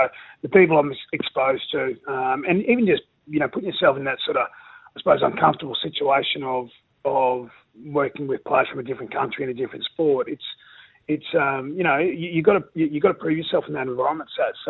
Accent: Rockhampton, Queensland, Australia; growing up in Rockhampton, it's a big rugby league area.

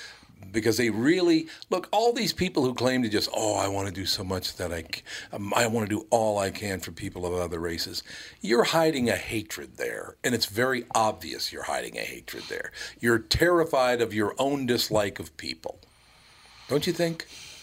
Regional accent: Minneapolis, Minnesota, United States; But I grew up in North Minneapolis with a lot of white people, black people, a lot of Jews, and all the rest of it. Probably the poorest family in the neighborhood.

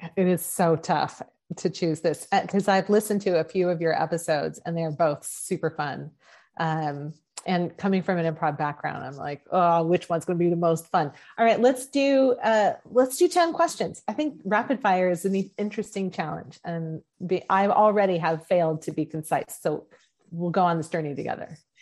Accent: Oregon, United States; moved away; also born or lived in Texas; my home state of Oregon and I was still living in Texas

